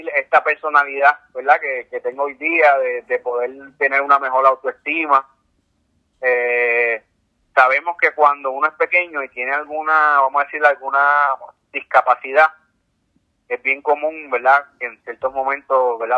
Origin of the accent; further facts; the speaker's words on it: San Juan, Puerto Rico; yo me crié aquí en San Juan